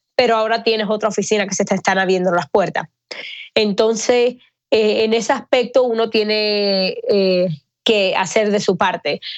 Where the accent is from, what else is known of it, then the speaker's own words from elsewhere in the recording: Miami, Florida, United States; moved away as an adult; also born or lived in Atlanta; now in Los Angeles, United States; Yo soy cubana, me crié en Miami